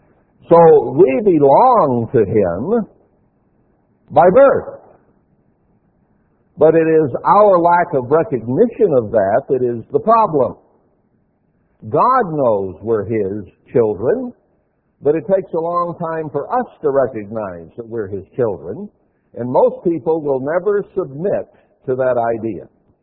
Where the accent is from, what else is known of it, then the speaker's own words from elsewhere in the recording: Texas, United States; born there; also born or lived in Alaska / Montana / Wyoming; Now, I was born in Texas. I'm not from Texas. I lived in Alaska and liked it a whole lot better, in Montana and Wyoming and other places as well